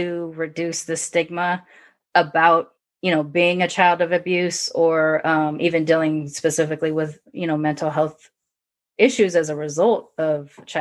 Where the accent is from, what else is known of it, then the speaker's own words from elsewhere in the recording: United States; I'm American, born in America, I was raised partially by a British Caucasian woman and a Japanese woman